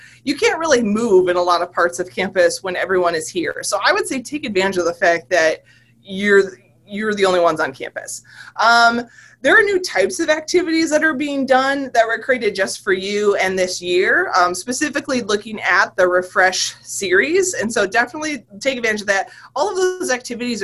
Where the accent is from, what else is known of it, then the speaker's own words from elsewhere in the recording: Michigan, United States; now in West Virginia, United States; I'm from Michigan